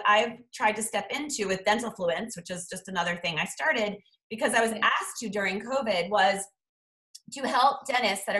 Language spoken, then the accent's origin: English; Boston, Massachusetts, United States; now in Chicago, United States; I'm from Boston